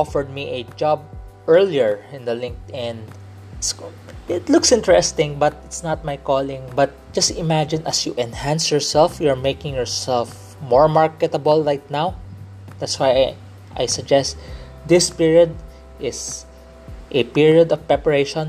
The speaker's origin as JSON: {"language": "English", "country": "Philippines", "tie": "born or raised there", "accent": "Filipino English", "said": "I'm not Korean. I'm a Filipino Chinese. I grew up here in the Philippines."}